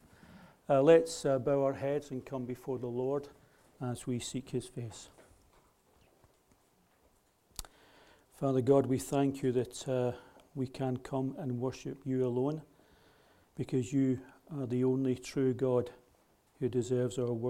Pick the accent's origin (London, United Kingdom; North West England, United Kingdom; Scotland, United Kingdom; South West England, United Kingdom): Scotland, United Kingdom; I'm a Scot